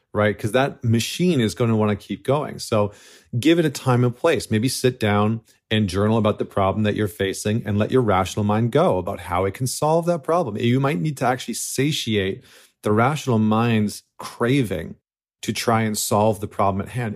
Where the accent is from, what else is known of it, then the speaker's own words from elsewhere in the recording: Canada; now in United States; as a Canadian living in the United States right now